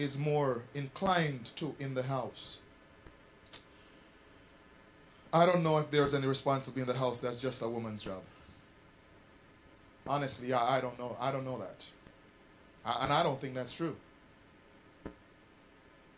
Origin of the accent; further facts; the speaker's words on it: Jamaica; I grew up in Jamaica